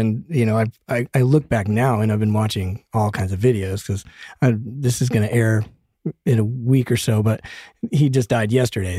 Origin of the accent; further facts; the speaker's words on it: Denver, Colorado, United States; now in Los Angeles, United States; I'm from Denver, so there was this little cow town out in the middle of nowhere.